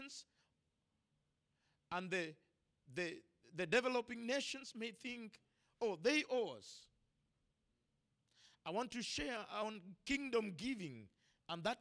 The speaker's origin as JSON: {"language": "English", "country": "Kenya", "said": "as an African, as a Kenyan, as a man who was born without"}